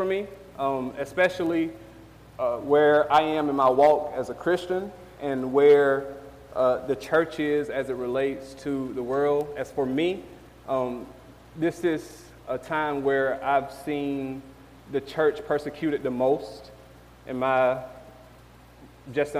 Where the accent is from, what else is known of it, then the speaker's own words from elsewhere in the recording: Georgia, United States; moved away as an adult; now in Baltimore, United States; I'm from Georgia